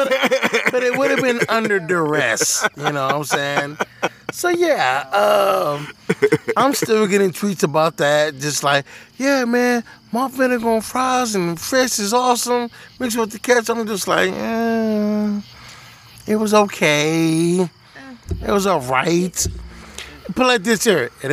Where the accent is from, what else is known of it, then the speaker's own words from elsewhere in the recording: Detroit, Michigan, United States; I'm black and from Detroit. We don't do that shit up there